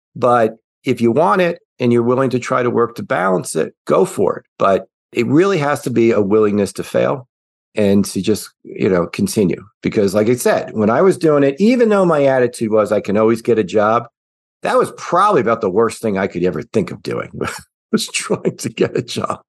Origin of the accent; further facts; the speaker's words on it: Midwest, United States; moved away as an adult; also born or lived in Cincinnati, Ohio; now in Nashville, United States; I am a Midwesterner at heart